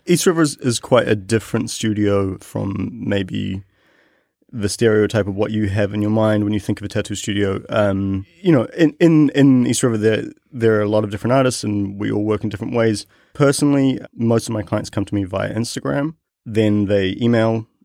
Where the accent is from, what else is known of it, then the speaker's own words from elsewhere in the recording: New Zealand; growing up in New Zealand, I lived in a, in a neighborhood that wa, had a really big Polynesian population.